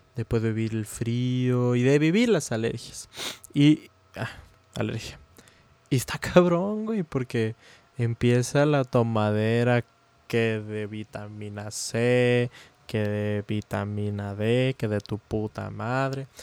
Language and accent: Spanish; Mexico; now in United States; somos de México, pero aquí en Estados Unidos sí se celebra. Aparte, estudio en Estados Unidos